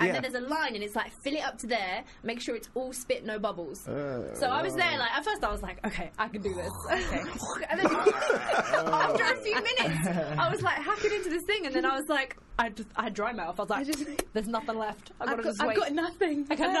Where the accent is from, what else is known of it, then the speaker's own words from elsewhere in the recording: England, United Kingdom; and I was like, dude, I'm English, I don't know.